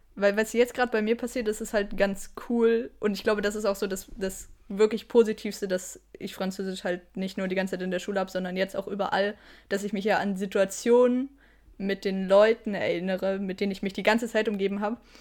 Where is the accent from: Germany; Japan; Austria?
Germany; now in Switzerland; ich bin mega deutsch.